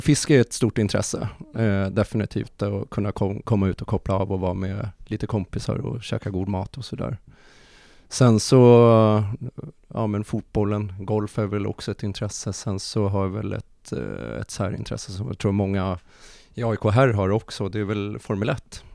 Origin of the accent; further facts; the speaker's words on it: Nacka, Stockholm County, Sweden; jag är uppvuxen i, i Nacka